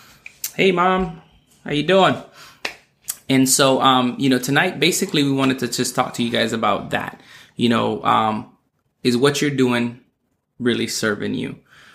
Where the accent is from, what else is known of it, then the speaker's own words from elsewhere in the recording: U.S. Virgin Islands; being born and raised in the Virgin Islands where, you know, like, they speak English, but it's the dialect is not grammatically correct.